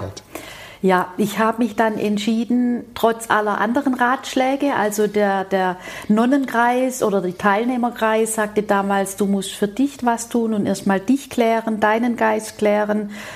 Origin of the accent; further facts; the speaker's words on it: Rosengarten, Baden-Württemberg, Germany; ich stamme ja aus dem Süßwarenbetrieb mhm. aus Rosengarten-Westheim